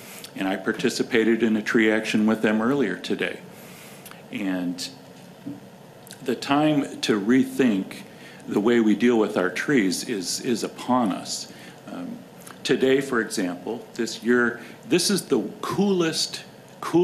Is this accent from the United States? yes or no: yes; Chicago, Illinois, United States; moved away; I'm from Chicago